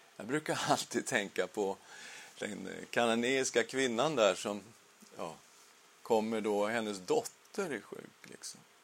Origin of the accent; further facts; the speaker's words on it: Sweden; Vi blir medborgare i Sverige